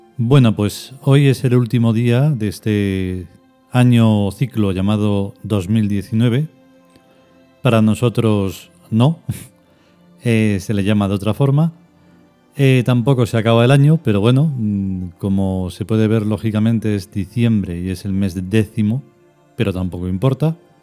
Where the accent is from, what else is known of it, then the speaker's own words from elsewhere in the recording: Spain; En esta reencarnación soy español